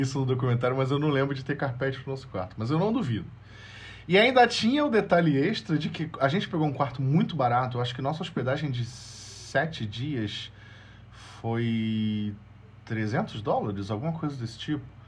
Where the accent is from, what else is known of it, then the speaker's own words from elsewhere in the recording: Brazil; moved away; eu sou brasileiro, sou estrangeiro